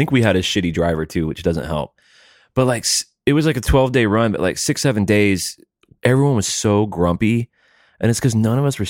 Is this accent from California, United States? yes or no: no; New Jersey, United States; I'm from Jersey.